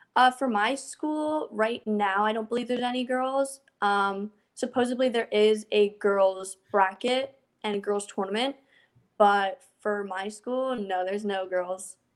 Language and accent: English; New Jersey, United States; I am from New Jersey